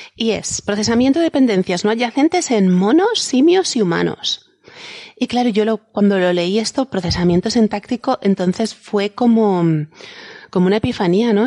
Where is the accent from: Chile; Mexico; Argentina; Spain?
Spain; Valencian land, Valencian Community; valenciano de mi tierra